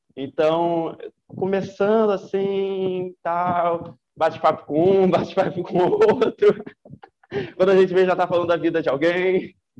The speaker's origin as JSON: {"language": "Portuguese", "region": "Rio de Janeiro", "country": "Brazil", "moved": "as an adult", "lives_now": "Ilhéus, Brazil", "said": "sou carioca e estudo aqui na Bahia, em Ilhéus"}